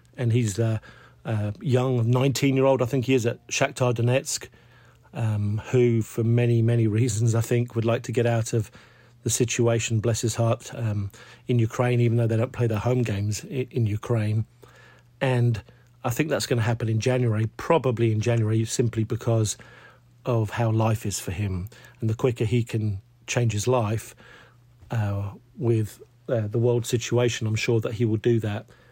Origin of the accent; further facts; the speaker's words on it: England, United Kingdom; being English